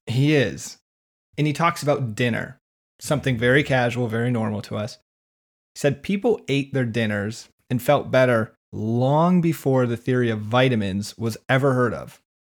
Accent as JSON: {"language": "English", "region": "West Michigan", "country": "United States", "tie": "born or raised there", "said": "growing up in West Michigan"}